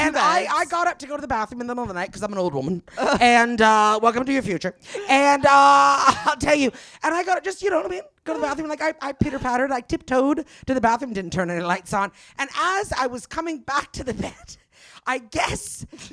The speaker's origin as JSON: {"language": "English", "country": "Canada", "moved": "yes", "lives_now": "West Hollywood, United States", "said": "I'm Canadian"}